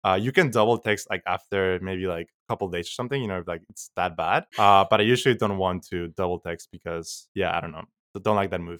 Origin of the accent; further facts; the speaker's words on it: Mexico; now in United States; I'm from Mexico